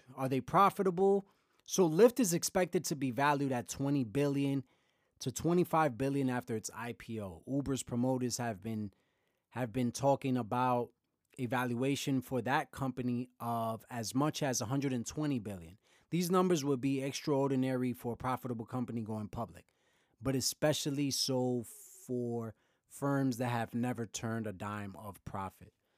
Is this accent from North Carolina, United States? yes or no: no; New York City, New York, United States; growing up in Brooklyn